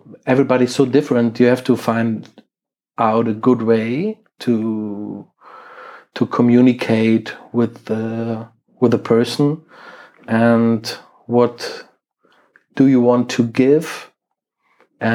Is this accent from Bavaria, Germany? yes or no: no; Krefeld, North Rhine-Westphalia, Germany; English is a second language; my hometown Krefeld, which is in Germany and near to Düsseldorf and Cologne